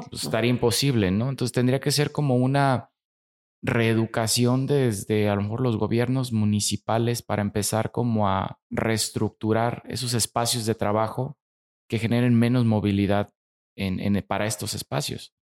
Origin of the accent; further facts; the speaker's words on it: Mexico; como mexicanos somos muy afortunados por, el país que tenemos